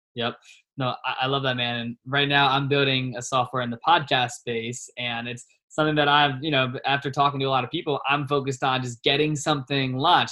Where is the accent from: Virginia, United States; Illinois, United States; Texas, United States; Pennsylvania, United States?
Virginia, United States; also born or lived in Richmond, Virginia; now in Scottsdale, United States; I'm from Virginia